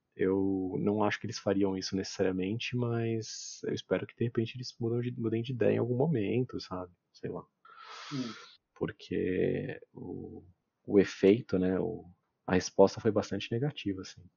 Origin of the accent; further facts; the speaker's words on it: Brazil; como brasileiro